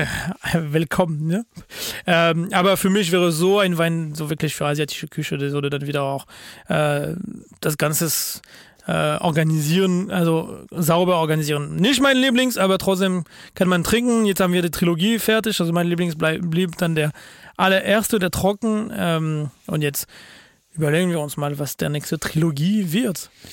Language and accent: German; France; German is a second language